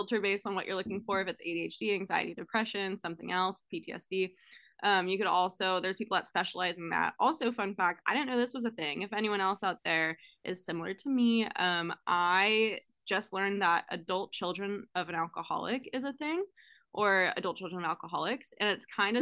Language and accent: English; California, United States; now in Oregon, United States; I grew up in California